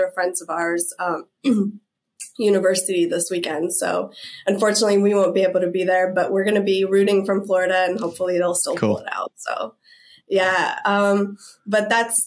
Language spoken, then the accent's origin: English; Russia; also born or lived in Tennessee / Berkeley; now in United States; I'm originally from Russia